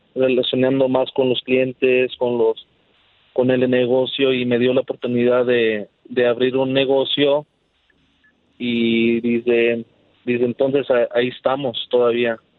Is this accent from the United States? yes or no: yes; Georgia, United States; now in Los Angeles, United States; allá en Georgia, de donde soy